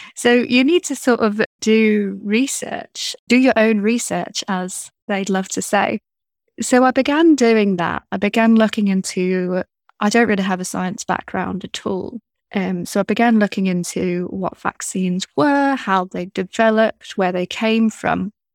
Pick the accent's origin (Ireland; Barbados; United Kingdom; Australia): United Kingdom; being British